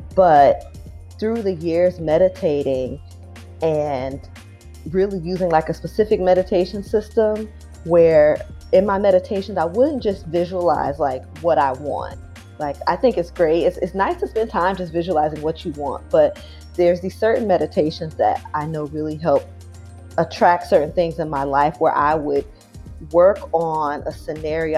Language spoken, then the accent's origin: English; Riverside, California, United States; also born or lived in San Diego, United States; now in Brooklyn, United States; I am from California, from Southern Cal, born in San Diego, raised in Riverside, but I've been living in Brooklyn for over a decade now